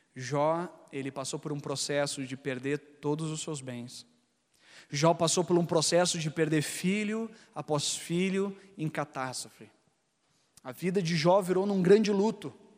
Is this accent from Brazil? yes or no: yes; Gaúcho, Rio Grande do Sul, Brazil; eu, e minha esposa, é, a gente é gaúcho